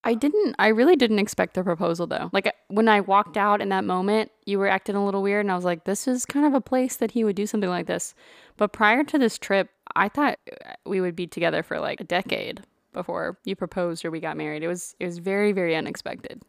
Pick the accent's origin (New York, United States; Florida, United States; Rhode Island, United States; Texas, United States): Texas, United States; Burnet; moved away as an adult; now in Georgia, United States; I grew up in Central Texas.